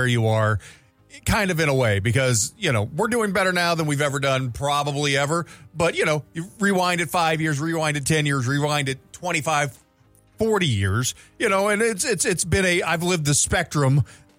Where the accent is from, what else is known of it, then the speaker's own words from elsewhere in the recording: St. Louis, Missouri, United States; I grew up in St. Louis